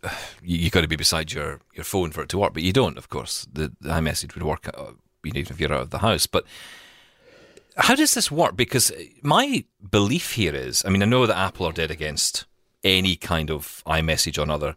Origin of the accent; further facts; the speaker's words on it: Scotland, United Kingdom; I'm from Scotland.